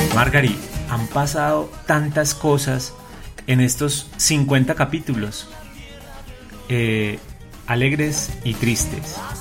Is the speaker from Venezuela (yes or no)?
no; Colombia; queremos hacerle un homenaje a nuestra tierra, a Colombia